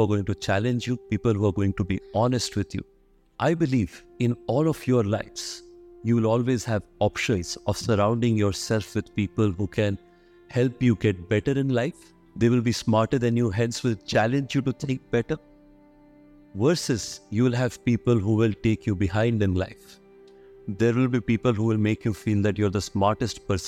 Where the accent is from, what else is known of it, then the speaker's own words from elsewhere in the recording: Odisha-Andhra Pradesh border, India; moved away; also born or lived in Kota / Delhi; I was born and brought up in the Odisha-Andhra Pradesh border, in a place where 80% population is below poverty line.